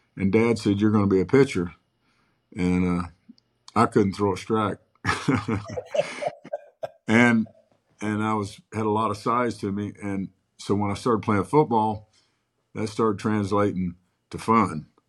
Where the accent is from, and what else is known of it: Moore, Oklahoma, United States; born or raised there; also born or lived in Clinton, Oklahoma